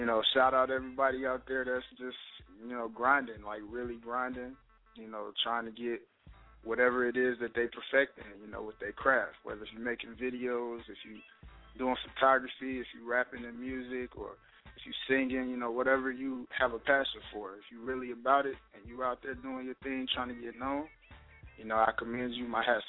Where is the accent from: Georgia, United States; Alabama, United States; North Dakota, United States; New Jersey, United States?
Georgia, United States; Atlanta; also born or lived in Virginia Beach; So I claim Atlanta most of the time as my city because I grew up here in Atlanta.